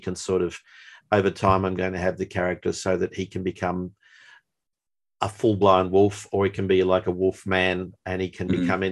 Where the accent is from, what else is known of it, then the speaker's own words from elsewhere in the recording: Melbourne, Victoria, Australia; also born or lived in New Zealand; growing up in Melbourne, it was a fairly Anglo-Celtic society